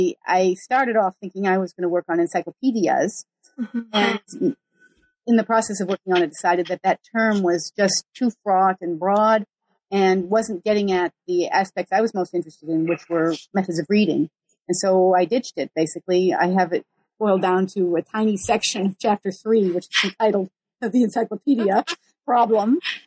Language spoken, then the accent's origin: English; Geneva, Switzerland; And I grew up in Geneva, Switzerland, where the moment of greatest world historical significance was probably the 16th century.